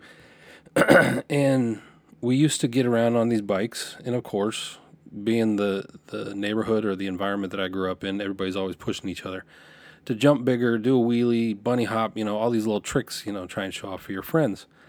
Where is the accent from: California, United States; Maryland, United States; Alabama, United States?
California, United States; Lompoc; moved away; I, I grew up in Santa Barbara because nobody knows where Lompoc is